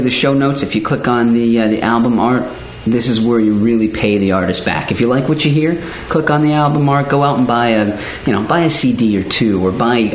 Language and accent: English; Pittsburgh, Pennsylvania, United States; I told him I was Steelers because I'm from Pittsburgh